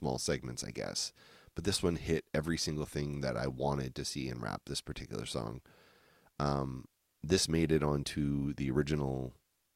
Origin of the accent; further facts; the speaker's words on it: New Brunswick, Canada; I grew up in Podunk, New Brunswick